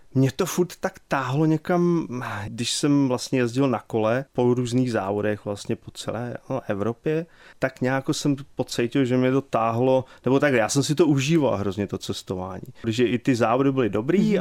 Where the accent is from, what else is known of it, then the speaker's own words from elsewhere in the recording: Pardubice, Pardubice Region, Czechia; moved away as an adult; also born or lived in Lanškroun / England / Houston, Texas; now in Texas, United States; Narodil jsem se tady před, uh, už je to panečku, to bude 49 let teďka